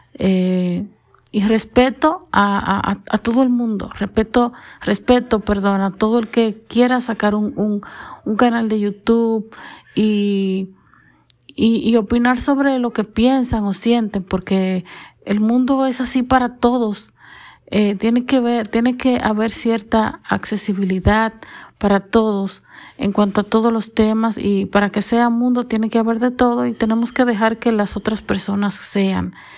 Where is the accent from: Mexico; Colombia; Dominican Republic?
Dominican Republic; soy dominicana